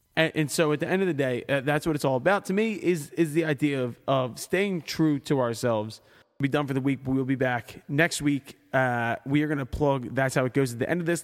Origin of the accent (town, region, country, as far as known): Philadelphia, Pennsylvania, United States